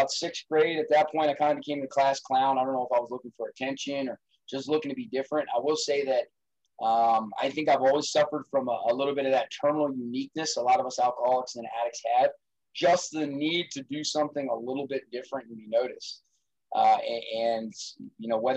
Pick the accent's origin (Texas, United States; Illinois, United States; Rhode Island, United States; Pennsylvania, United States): Pennsylvania, United States; Allentown; also born or lived in Johnstown, Pennsylvania; I grew up in South Allentown in a relatively normal family